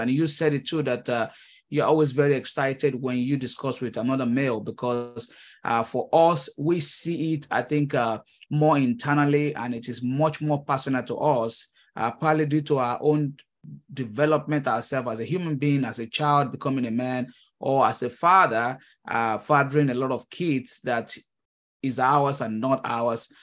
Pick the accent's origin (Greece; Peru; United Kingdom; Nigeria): Nigeria; moved away as an adult; now in United States; I am a Nigerian immigrant. Uh, I came to the United States, uh, early twenty fifteen